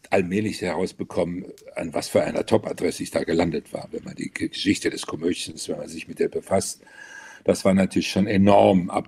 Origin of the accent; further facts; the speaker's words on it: Alsfeld, Hesse, Germany; Ja, ich bin gebürtiger Hesse in Alsfeld, äh, Oberhessen aufgewachsen